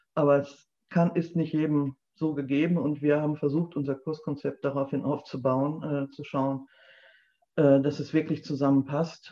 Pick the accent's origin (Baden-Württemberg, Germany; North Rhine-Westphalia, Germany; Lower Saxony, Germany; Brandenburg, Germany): North Rhine-Westphalia, Germany; moved away as an adult; also born or lived in Berlin; now in Liepen, Germany; ich gebürtig aus Ostwestfalen komme und äh, dort auch sehr beschaulich, auch in einem sehr ländlichen Bereich aufgewachsen bin